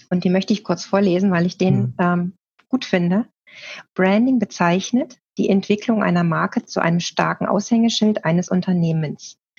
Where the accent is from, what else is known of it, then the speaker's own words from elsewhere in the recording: Bergisch Gladbach, North Rhine-Westphalia, Germany; also born or lived in northern Germany / Hildesheim; now in Leonberg, Germany; ich komme nämlich auch aus Nordrhein-Westfalen. Ja. Ähm, aber nicht aus dem Ruhrgebiet, so wie du, sondern aus Bergisch Gladbach